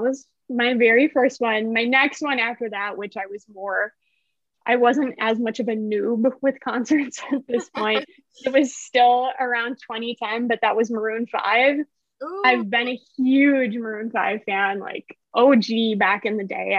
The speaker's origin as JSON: {"language": "English", "town": "Milwaukee", "region": "Wisconsin", "country": "United States", "tie": "born or raised there", "said": "my hometown, which is Milwaukee"}